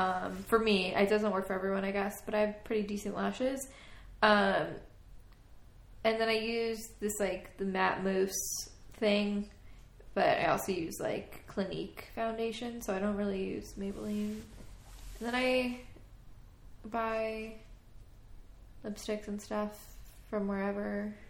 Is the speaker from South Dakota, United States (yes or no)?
no; Long Island, New York, United States; also born or lived in Philadelphia, Pennsylvania; I'm from New York. I'm from Long Island.